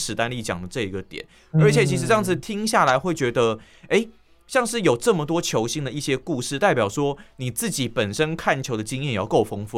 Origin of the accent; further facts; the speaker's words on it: Tainan, Taiwan; 可是我觉得，身为台南人喜欢失眠，我觉得也是很自然的一件事情。